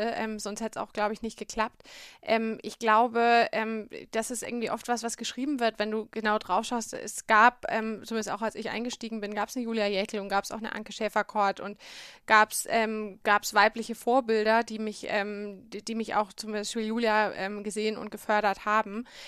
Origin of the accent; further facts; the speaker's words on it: Bamberg, Bavaria, Germany; Also ich bin aufgewachsen in Bamberg, beziehungsweise in einem Vorort von Bamberg, in Bischberg